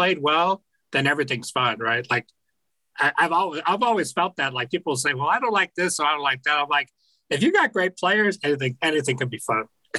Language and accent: English; United States; as an American